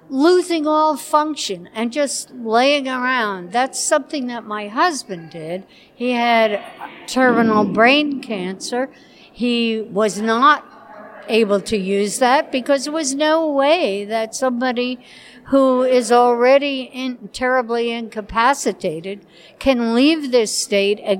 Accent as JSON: {"language": "English", "region": "New York", "country": "United States", "said": "from Saratoga uh, County"}